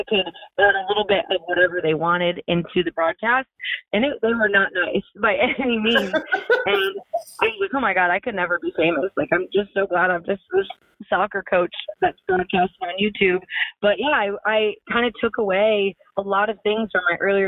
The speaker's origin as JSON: {"language": "English", "region": "Maryland", "country": "United States", "tie": "born or raised there", "said": "I'm from Maryland and I literally live like 10 or 15 minutes from there when I was a kid."}